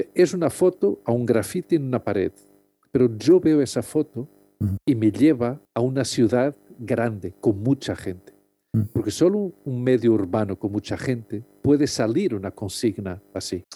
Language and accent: Spanish; Lisbon, Portugal; moved away as an adult; now in Madrid, Spain; yo soy de Lisboa y siempre tuve mucho contacto con el agua, siempre nací en un barrio al lado del río Tajo.